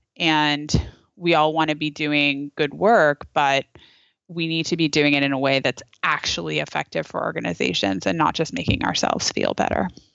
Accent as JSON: {"language": "English", "town": "Napa", "region": "California", "country": "United States", "said": "I'm from Napa, where we had, uh, we had, uh, terrible fires that, that destroyed our community"}